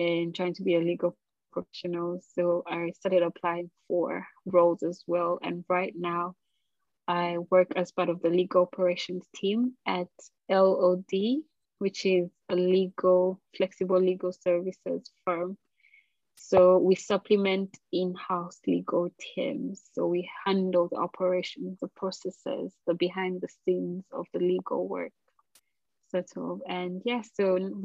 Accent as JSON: {"language": "English", "town": "Kampala", "region": "Central Region", "country": "Uganda", "also_born_or_lived": "Birmingham, United Kingdom", "moved": "as an adult", "lives_now": "United Kingdom", "said": "I'm from Kampala, Uganda, my favorite place in the world. But the UK is definitely my second home now"}